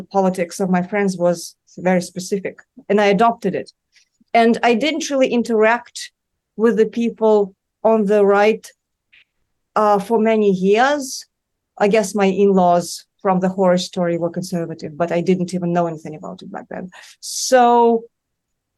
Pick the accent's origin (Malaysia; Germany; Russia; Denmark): Russia; Moscow; now in New York City, United States; I grew up in Moscow